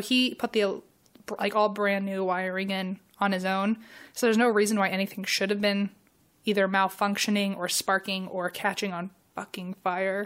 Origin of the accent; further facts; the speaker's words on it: Virginia, United States; I'm from Virginia.